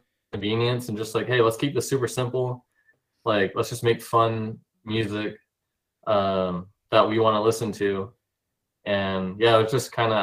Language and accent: English; California, United States; moved away as an adult; now in Oregon, United States; I live in Oregon now, but we're from California